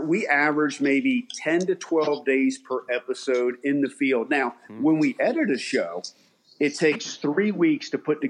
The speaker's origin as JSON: {"language": "English", "region": "Maryland", "country": "United States", "tie": "born or raised there", "also_born_or_lived": "Ohio", "said": "born and raised in Maryland. Went to college in Ohio"}